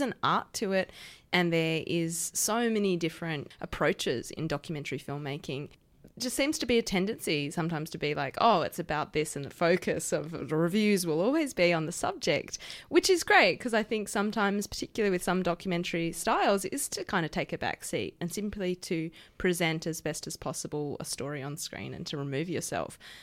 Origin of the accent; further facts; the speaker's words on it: Perth, Western Australia, Australia; now in Melbourne, Australia; I grew up in Perth